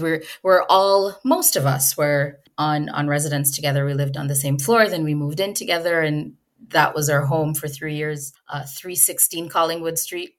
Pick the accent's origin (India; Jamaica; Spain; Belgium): Jamaica; now in Canada; I'm from Jamaica.